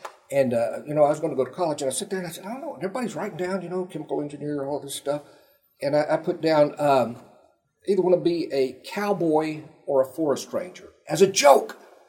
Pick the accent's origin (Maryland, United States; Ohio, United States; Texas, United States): Texas, United States; Pasadena; I was born here, went to Pasadena High School, not in California, but in Texas, South Texas, close to Houston.